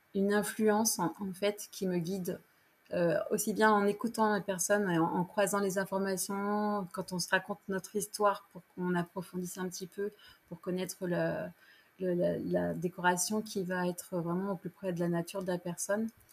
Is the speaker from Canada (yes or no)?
no; Poitiers, Nouvelle-Aquitaine, France; moved away as an adult; now in La Rochelle, France; je suis de la région de Poitiers, je suis native de Poitiers